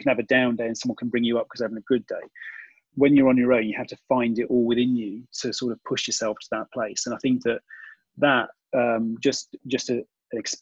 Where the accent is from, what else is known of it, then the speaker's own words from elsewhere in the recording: United Kingdom; we, being British